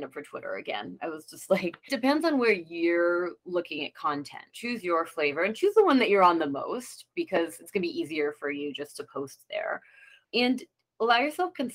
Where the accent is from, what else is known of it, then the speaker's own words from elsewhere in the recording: Vermont, United States; moved away as an adult; also born or lived in New York / California; I grew up in Vermont, small town girl, but always wanted to go to the big city